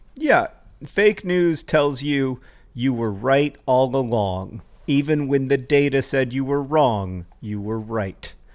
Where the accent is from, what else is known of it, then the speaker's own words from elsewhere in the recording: United States; people introduce me as an American author